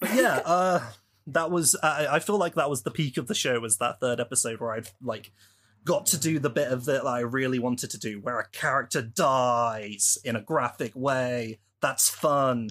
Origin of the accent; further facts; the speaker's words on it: United Kingdom; I'm a British person from the U K.